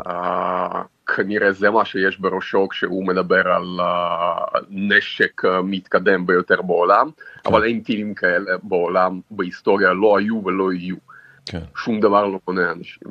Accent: Mozyr, Gomel Region, Belarus; also born or lived in Israel; now in Kyiv, Ukraine; נולדתי בגבול אוקראינה בדרום, אה. עיר קטנה שנקראת מוזג.

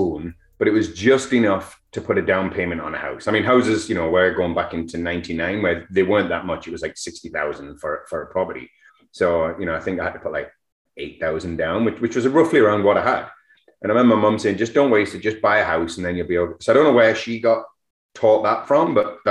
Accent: England, United Kingdom; also born or lived in Alberni Valley; now in Canada; being English

